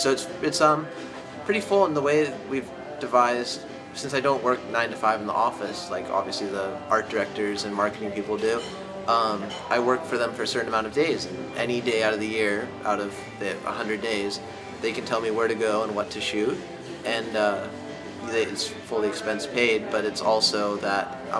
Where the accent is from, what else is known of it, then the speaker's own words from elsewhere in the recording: Santa Barbara, California, United States; now in Los Angeles, United States; I'm from Santa Barbara, but I live now in LA.